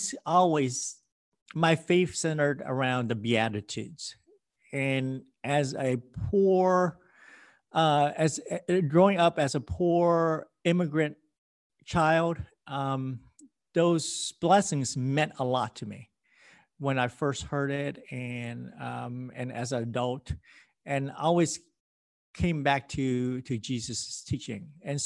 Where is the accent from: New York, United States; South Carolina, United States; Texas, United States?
Texas, United States; Houston; also born or lived in Vietnam; But I immigrated here with my family in 1974, just right before Saigon fell, from Vietnam. And I grew up in Texas, here in Houston